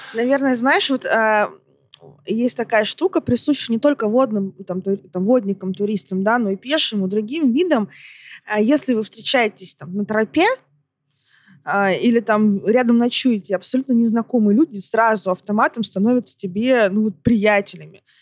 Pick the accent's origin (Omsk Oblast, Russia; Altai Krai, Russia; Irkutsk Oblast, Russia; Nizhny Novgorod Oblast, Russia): Altai Krai, Russia; Barnaul; я родом из Барнаула